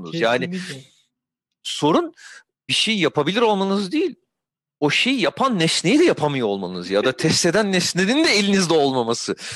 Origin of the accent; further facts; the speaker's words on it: İzmir, Turkey; E, ben de İzmirliyim.